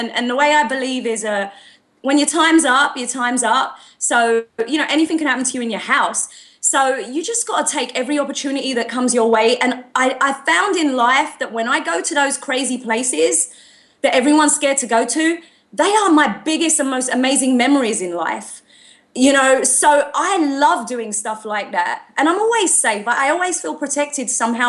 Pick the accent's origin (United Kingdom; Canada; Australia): Australia; I'm not trying to fit in. I just do what's me. I'm Aussie.